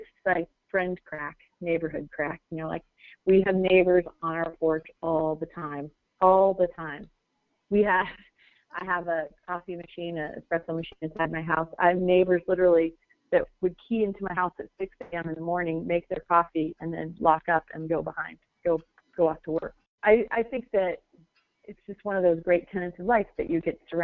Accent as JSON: {"language": "English", "town": "Phoenix", "region": "Arizona", "country": "United States", "tie": "born or raised there", "said": "I grew up actually in Moon Valley"}